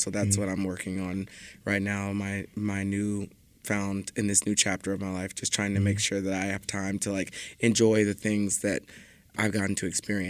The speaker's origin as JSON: {"language": "English", "region": "Texas", "country": "United States", "said": "I am from Texas."}